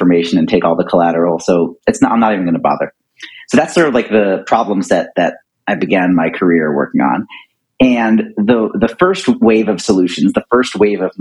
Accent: Philadelphia, Pennsylvania, United States; moved away as an adult; I grew up in Philadelphia

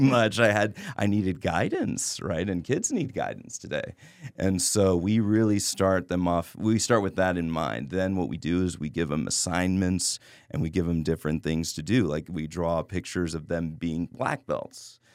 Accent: Laredo, Texas, United States; I grew up in Laredo

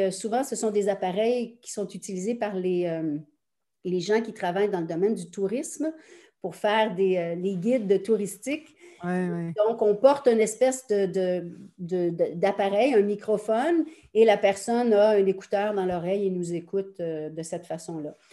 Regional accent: Quebec, Canada; Je suis canadienne-française, québécoise, très fière de l'être.

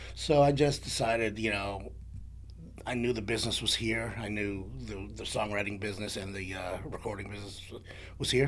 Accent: New York City, New York, United States; moved away as an adult; now in Nashville, United States; I'm originally from New York. I grew up in the Bronx

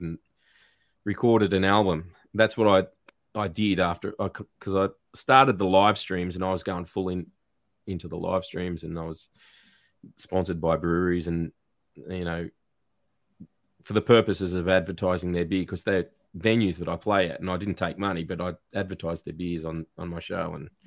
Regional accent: Newcastle, New South Wales, Australia; also born or lived in Tasmania; now in Gippsland, Australia; I grew up in Newcastle in New South Wales

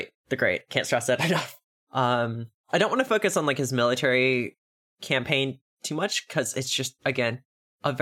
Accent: Texas, United States; I am a Texan

